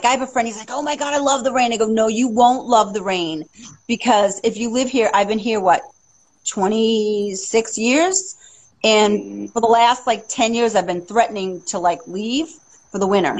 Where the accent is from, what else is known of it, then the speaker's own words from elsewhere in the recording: Boston, Massachusetts, United States; moved away as an adult; now in Seattle, United States; I'm originally from Massachusetts